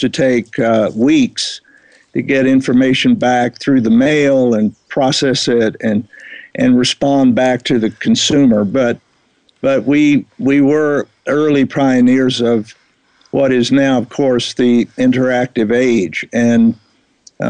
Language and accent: English; Texas, United States; moved away as an adult; also born or lived in New York; now in Kenya; I grew up in Texas